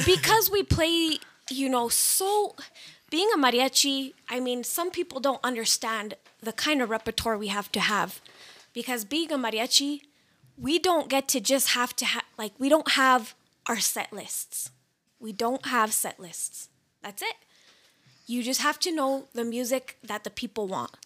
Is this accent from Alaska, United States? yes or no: no; New Mexico, United States; We're all born and raised in New Mexico